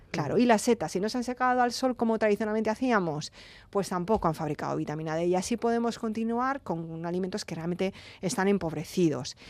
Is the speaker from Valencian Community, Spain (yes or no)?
yes; Alicante, Valencian Community, Spain; yo que soy de Alicante